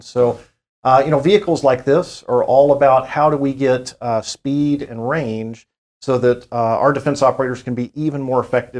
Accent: Victoria, Texas, United States; also born or lived in College Station, Texas; the small town I grew up here in Texas in Victoria, and then found myself in College Station just a few years later.

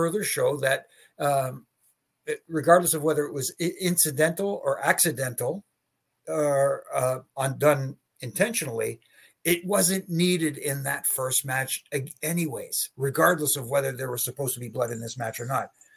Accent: Canada; I'm from Canada

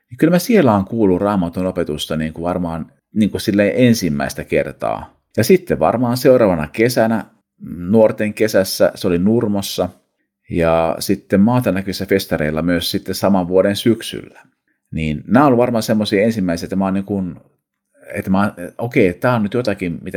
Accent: Seinäjoki, South Ostrobothnia, Finland; also born or lived in Kankaanpää; Olen siis syntynyt Kankaan päässä ää, vuonna 1975 kauan aikaa sitten, mutta aloitin koulut Seinäjoella.

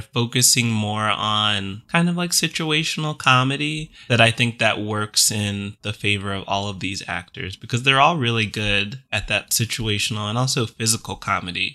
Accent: the South, United States; growing up in the South

